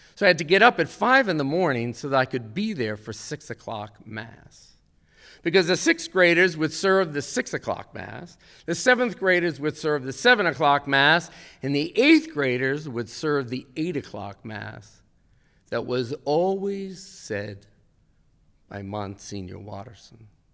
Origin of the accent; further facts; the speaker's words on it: Westfield, New Jersey, United States; I was raised in Westfield, New Jersey